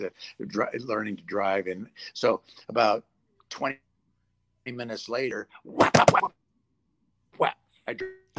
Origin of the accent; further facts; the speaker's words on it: England, United Kingdom; born there; now in United States; I was born in England, and so a lot of my family still lives there.